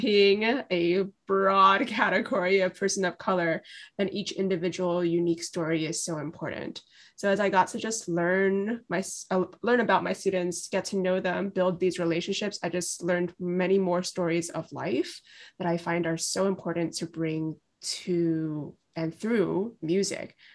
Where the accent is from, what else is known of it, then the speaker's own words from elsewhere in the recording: New York City, New York, United States; I am from Brooklyn, New York. I'm raised here, went through the public school system here